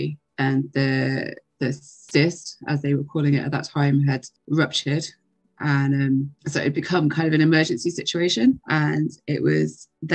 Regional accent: England, United Kingdom; now in Ireland; I live in Ireland. I'm originally from England

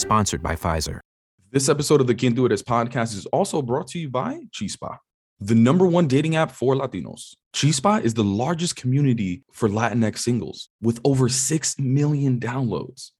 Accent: New York, United States; I grew up in New York

